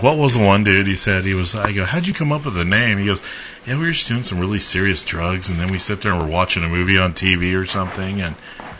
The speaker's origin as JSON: {"language": "English", "town": "El Dorado", "region": "Kansas", "country": "United States", "tie": "born or raised there", "said": "But I mean, I grew up in, like, one of the weirdest, most diverse neighborhoods in El Dorado."}